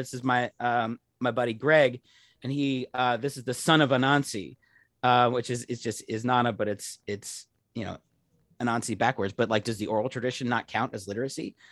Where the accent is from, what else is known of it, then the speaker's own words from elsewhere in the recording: Pittsburgh, Pennsylvania, United States; I'm from Pittsburgh